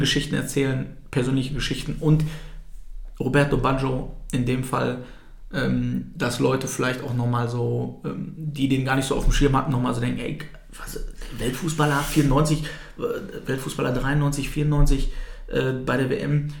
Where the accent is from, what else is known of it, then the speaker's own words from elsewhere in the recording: Altkreis, North Rhine-Westphalia, Germany; now in Bielefeld, Germany; ich bin im Altkreis groß geworden